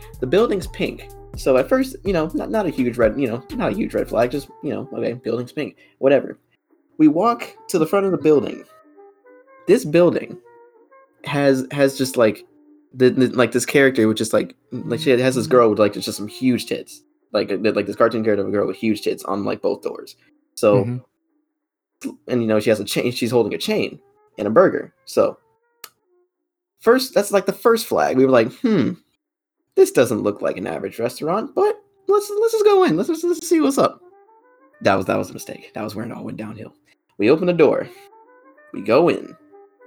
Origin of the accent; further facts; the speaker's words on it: Georgia, United States; I'm from Georgia